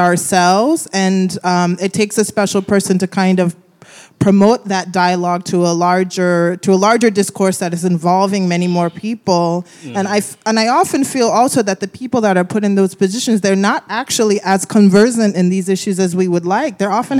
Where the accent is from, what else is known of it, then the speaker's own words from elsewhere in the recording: Nigeria; now in Brooklyn, United States; I'm a writer and filmmaker based here in Brooklyn. I'm a Nigerian.